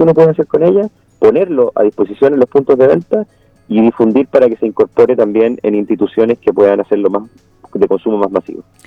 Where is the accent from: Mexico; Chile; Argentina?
Chile